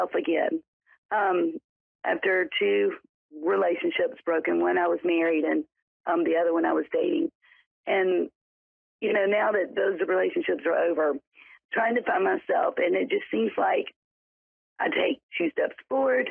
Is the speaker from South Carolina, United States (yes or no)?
yes; South Carolina, United States; I am from South Carolina.